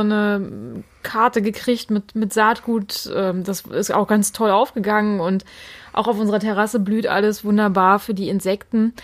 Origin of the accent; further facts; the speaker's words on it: Mecklenburg-Vorpommern, Germany; hier bei uns in Mecklenburg